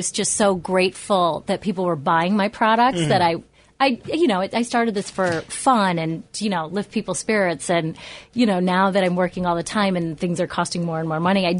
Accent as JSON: {"language": "English", "town": "Schenectady", "region": "New York", "country": "United States", "tie": "born or raised there", "moved": "yes", "lives_now": "New York City, United States", "said": "Well, I'm originally from Schenectady"}